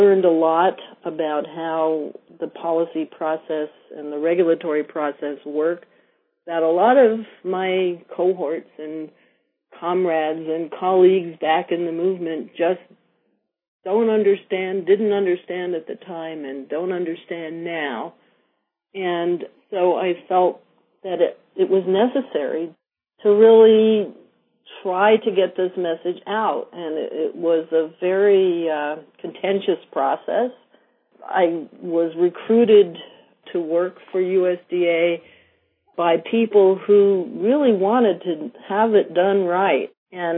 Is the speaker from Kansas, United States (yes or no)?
no; New York, United States; moved away as an adult; also born or lived in Vermont; as a former city girl, I grew up in New York